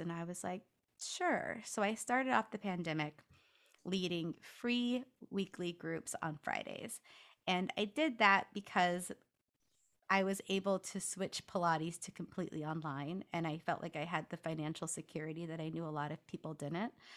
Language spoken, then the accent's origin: English; Los Angeles, California, United States; also born or lived in Washington DC; now in Washington, D.C., United States; I'm from Los Angeles